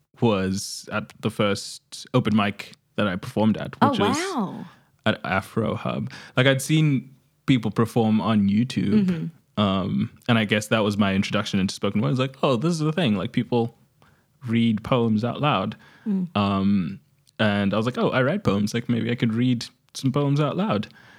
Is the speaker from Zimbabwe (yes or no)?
yes; Zimbabwe; now in Australia; I'm representing Australia, but I'm from Zimbabwe.